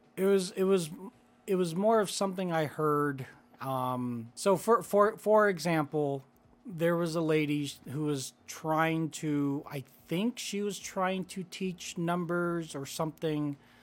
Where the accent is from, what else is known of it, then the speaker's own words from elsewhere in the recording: Philippines; moved away; I was born in the Philippines.